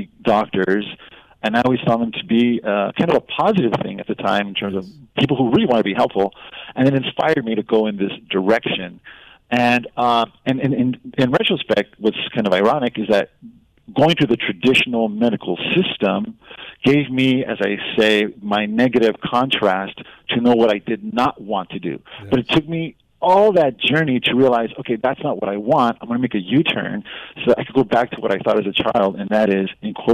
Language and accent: English; Los Angeles, California, United States; where I grew up in Boyle Heights